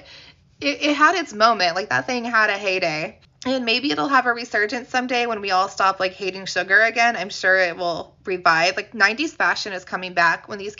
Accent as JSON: {"language": "English", "region": "Indiana", "country": "United States", "tie": "born or raised there", "said": "my home state of Indiana"}